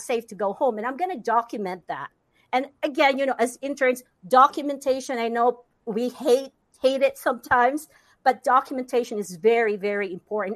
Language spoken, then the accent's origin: English; Philippines; English is a second language; moved away as an adult; now in United States; growing up in the Philippines